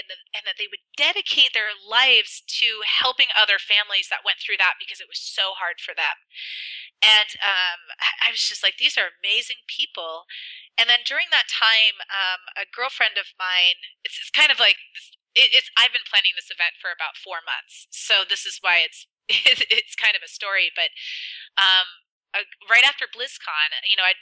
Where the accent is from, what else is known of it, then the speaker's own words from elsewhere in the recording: Spokane, Washington, United States; my hometown